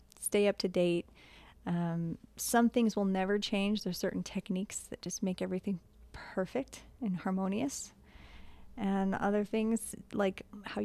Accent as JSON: {"language": "English", "region": "Southeast Washington", "country": "United States", "tie": "born or raised there", "also_born_or_lived": "Idaho", "moved": "yes", "lives_now": "Montana, United States", "said": "I grew up in Southeast Washington"}